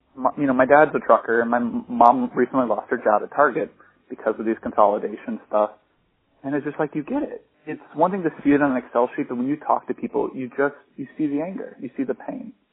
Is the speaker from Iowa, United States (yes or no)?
yes; Iowa, United States; living in Iowa, growing up in Iowa, going to college in Iowa